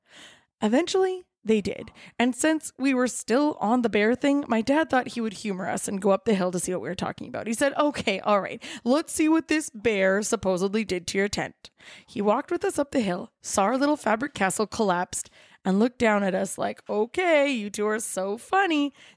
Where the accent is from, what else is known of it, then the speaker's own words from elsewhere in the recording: Kelowna, British Columbia, Canada; I grew up in Kelowna. It's a little city that thinks it's a big city and prides itself in being fabulous in all four seasons.